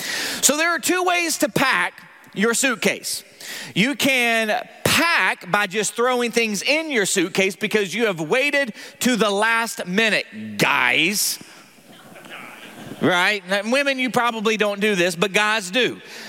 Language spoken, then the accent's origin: English; the South, United States; accent: Southern; as I read the genealogy of Jesus with my southern accent, you cannot make fun of the way I pronounce some of these words, okay?